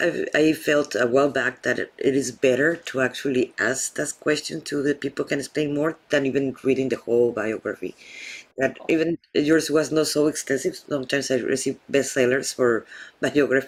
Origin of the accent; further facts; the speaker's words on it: Mexico; being myself from Mexico